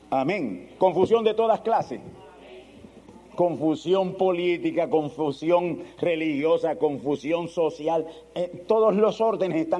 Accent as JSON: {"language": "Spanish", "country": "Spain", "said": "Yo soy español. Usted es español. Y no hemos nacido ni por allá, por Islas Canarias, ni ningún sitio de eso."}